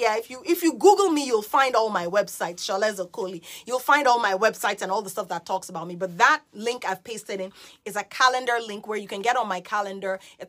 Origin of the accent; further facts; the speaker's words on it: Nigeria; also born or lived in Guyana / United Kingdom; I am Nigerian. I'm Nigerian, Guyanese, born British, born transplant, third culture kid, whatever.